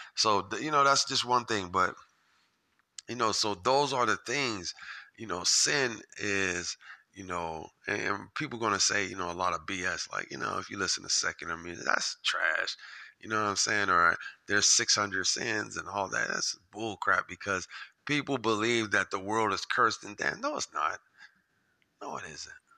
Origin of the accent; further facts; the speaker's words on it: Japan; I was born in Japan